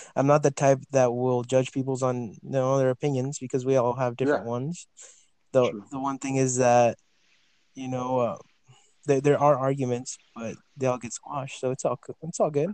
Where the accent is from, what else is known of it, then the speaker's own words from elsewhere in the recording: Farmington, New Mexico, United States; also born or lived in El Paso, Texas; now in Las Cruces, United States; I am from El Paso, Texas. I was born in El Paso, raised in Farmington, New Mexico, and came down to Las Cruces to go to college